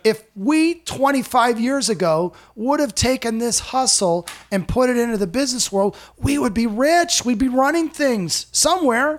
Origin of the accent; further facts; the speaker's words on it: Iowa, United States; moved away as an adult; now in Indianapolis, United States; I grew up in Iowa and I've lived in Indianapolis basically my whole adult life after college